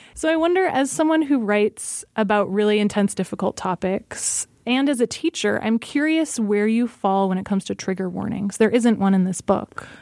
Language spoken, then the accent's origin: English; Alaska, United States; I grew up in Alaska